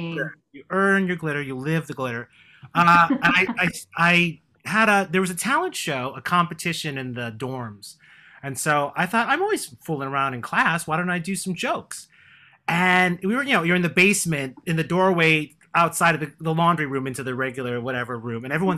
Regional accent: Chicago, Illinois, United States; born there; now in New York, United States; I was born in Chicago. I grew up in a very small town.

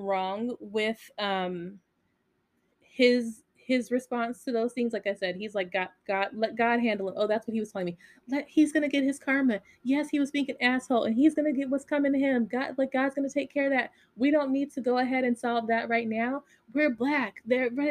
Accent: Las Vegas, Nevada, United States; I grew up in Vegas

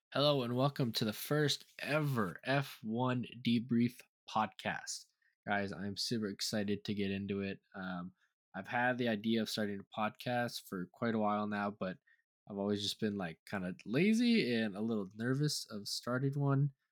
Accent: United States; I am an American

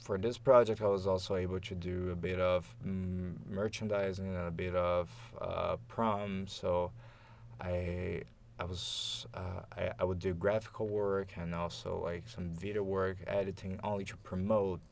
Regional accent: Campinas, São Paulo, Brazil; English is a second language; moved away as an adult; now in Montreal, Canada; I was born in Brazil, specifically in the city of Campinas, which is in the southeastern Brazil

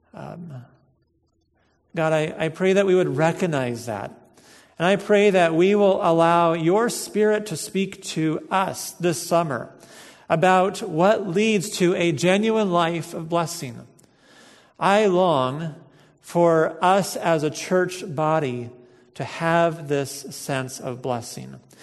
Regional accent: United States; We're American Christians, and I think in our culture here

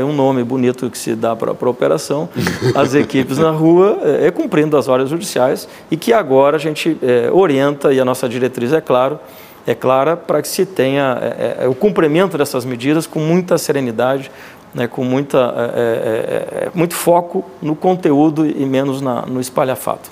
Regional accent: Pelotas, Rio Grande do Sul, Brazil; moved away; also born or lived in Manaus; sou natural da cidade de Pelotas

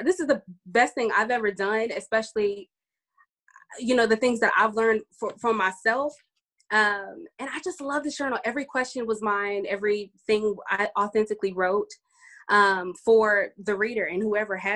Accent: Dallas, Texas, United States; I'm from Dallas, Texas.

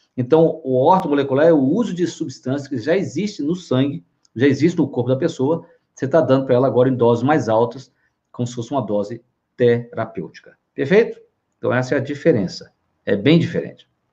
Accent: Minas Gerais, Brazil; Eu sou mineiro

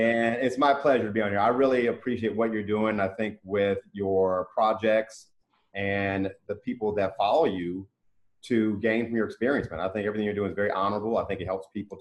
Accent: Cincinnati, Ohio, United States; moved away; also born or lived in Mississippi; my hometown

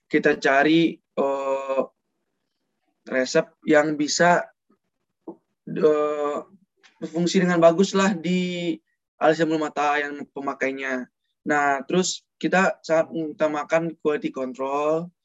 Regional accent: Padang, West Sumatra, Indonesia; Aku berasal dari Padang, Sumatera Barat.

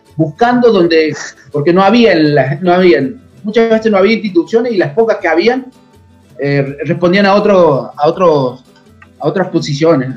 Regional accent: a town about 100 km from Córdoba city, Argentina; born or raised there

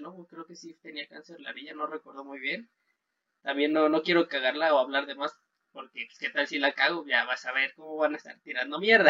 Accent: Mexico; uno como mexicano

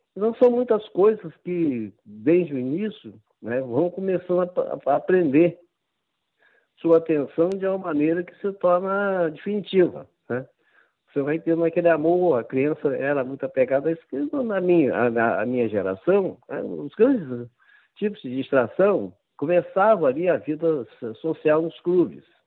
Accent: Campos dos Goytacazes, Rio de Janeiro, Brazil; born or raised there

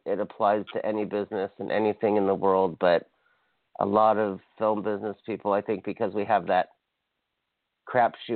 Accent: Hawaii, United States; now in Los Angeles, United States; I'm from Hawaii, so I feel it's like a reverse east-west, because Hawaii could not be more different than Los Angeles, the small island I'm from

